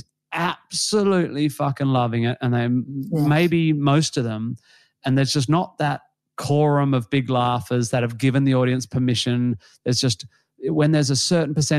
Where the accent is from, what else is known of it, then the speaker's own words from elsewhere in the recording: Western Australia, Australia; being Australian or West Australian